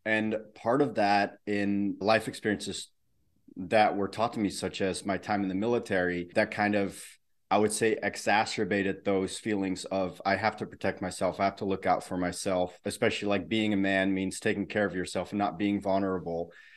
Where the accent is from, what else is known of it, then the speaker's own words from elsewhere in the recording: Netherlands; I grew up in the Netherlands.